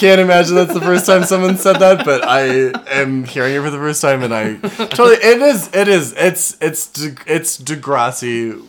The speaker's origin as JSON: {"language": "English", "region": "Colorado", "country": "United States", "tie": "born or raised there", "said": "growing up in Colorado"}